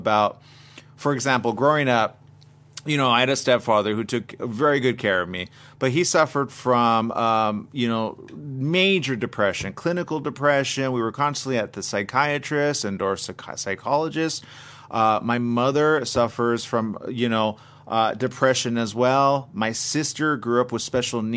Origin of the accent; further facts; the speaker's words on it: Montebello, California, United States; I was born in a little town named Montebello